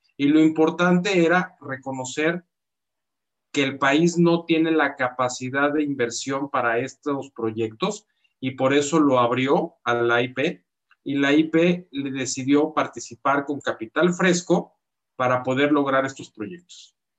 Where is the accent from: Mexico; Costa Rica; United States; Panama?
Mexico; somos mexicanos